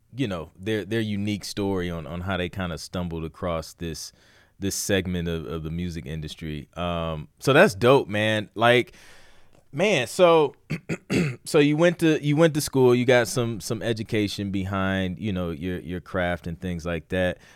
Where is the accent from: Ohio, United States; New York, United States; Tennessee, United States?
Ohio, United States; I'm from Ohio